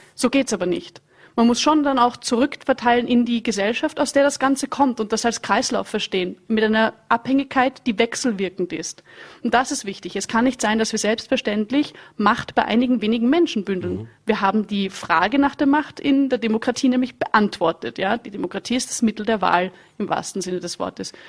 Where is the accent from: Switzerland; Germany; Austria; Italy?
Austria; Vienna; ich komme aus Wien